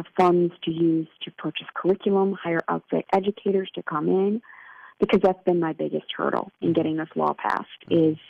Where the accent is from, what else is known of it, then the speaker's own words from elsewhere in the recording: Illinois, United States; my home state of Illinois